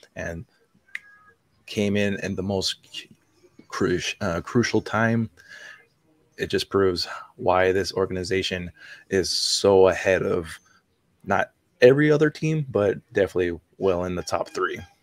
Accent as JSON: {"language": "English", "region": "Hawaii", "country": "United States", "tie": "born or raised there", "said": "born and raised in Hawaii, I'm not used to the cold weather"}